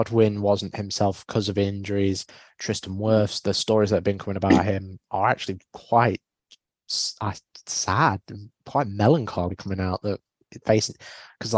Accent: Nottingham, East Midlands, United Kingdom; I'm from Nottingham, so Notts County

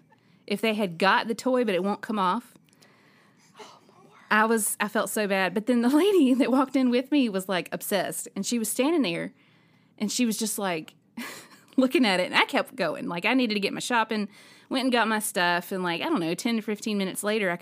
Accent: Alabama, United States; I'm from Alabama

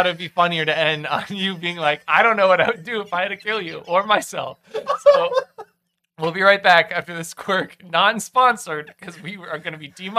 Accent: Massachusetts, United States; We're all from Massachusetts, right?

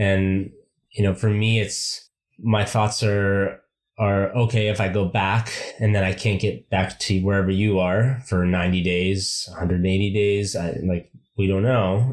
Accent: United States; moved away as an adult; I haven't really seen myself as an American for a long time

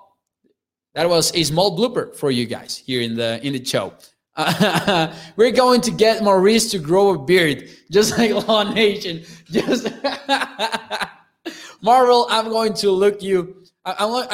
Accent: Mexico; my hometown here in Mexico

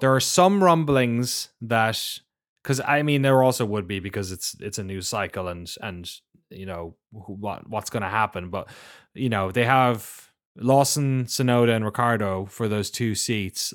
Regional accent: Ireland; Growing up in Ireland and having like being exposed to a lot of BBC

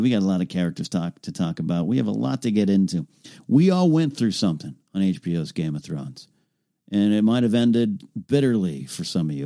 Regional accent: Arroyo Grande, California, United States; Arroyo Grande, California, my hometown.

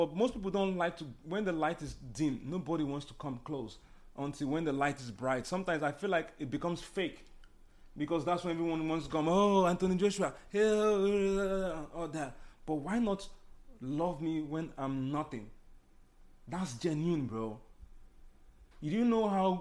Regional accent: Nigeria; now in United States; I'm Nigerian

